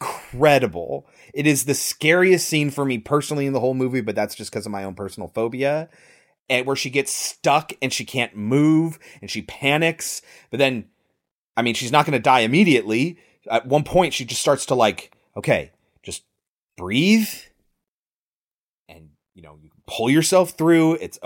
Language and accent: English; California, United States; born there; Like, I was born near the Redwood Forest in Northern California.